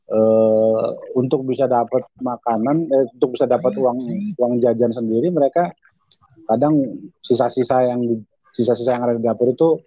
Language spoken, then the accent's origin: Indonesian; Medan, North Sumatra, Indonesia; karena pengurusnya ternyata orang Medan dan saya orang Medan.